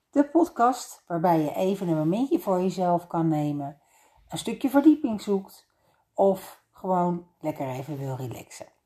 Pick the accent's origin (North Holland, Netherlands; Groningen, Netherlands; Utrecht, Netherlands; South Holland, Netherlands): South Holland, Netherlands; Leiden; Ik ben opgegroeid in Leiden aan de Singel in een oud herenhuis.